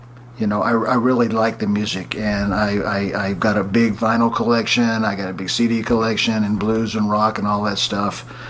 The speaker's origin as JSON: {"language": "English", "town": "Columbus", "region": "Georgia", "country": "United States", "also_born_or_lived": "Birmingham / Montgomery", "lives_now": "Los Angeles, United States", "said": "I was originally from Columbus, Georgia, and I lived in Birmingham, Montgomery, Alabama, and I moved to L.A. My parents moved out here in 63. Yes, I am that old. I grew up in the 60s."}